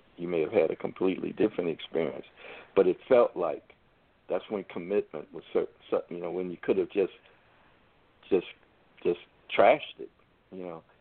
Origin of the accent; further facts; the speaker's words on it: United States; I'm an American, born here